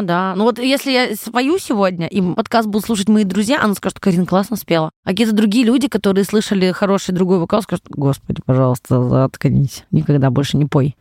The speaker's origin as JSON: {"language": "Russian", "town": "Kasli", "region": "Chelyabinsk Oblast", "country": "Russia", "tie": "born or raised there", "moved": "yes", "lives_now": "Moscow, Russia", "said": "Родилась на Урале, в маленьком городе Косли. Это поселок городского типа, наверное, называется. Вот. Училась в школе я на 4,5"}